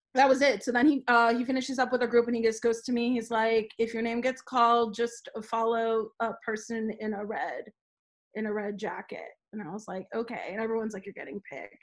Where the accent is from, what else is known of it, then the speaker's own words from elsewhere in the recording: Los Angeles, California, United States; I'm like, "LA."